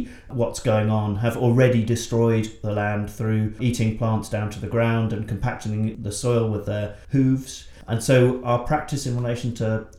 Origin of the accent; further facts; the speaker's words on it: England, United Kingdom; arrive as a English man in Brisbane